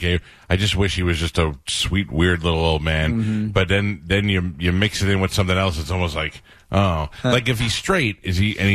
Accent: New York, United States; moved away; I was from New York

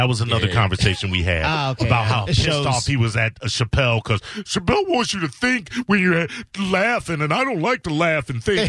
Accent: Chicago, Illinois, United States; moved away; also born or lived in Columbus, Ohio; I come from Chicago, and then there I spent a decade in Columbus, Ohio.

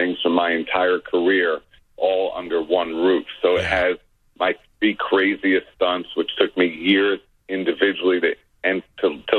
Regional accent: New York City, New York, United States; when I was growing up, the traditional stuff in magic existed on the illusion side of things, which we in Brooklyn didn't have access to.

